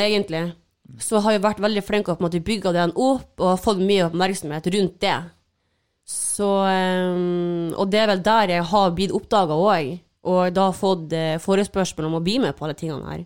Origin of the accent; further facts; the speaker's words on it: Mo i Rana, Nordland, Norway; now in Oslo, Norway; jeg er hjemme på Mo